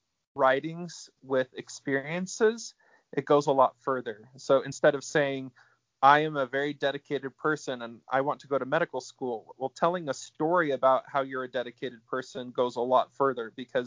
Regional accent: Utah, United States; moved away as an adult; also born or lived in Alabama; I grew up in Utah and went to Alabama

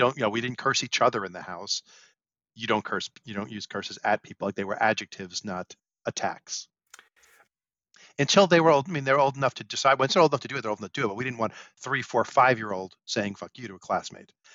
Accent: New York City, New York, United States; I grew up in Brooklyn

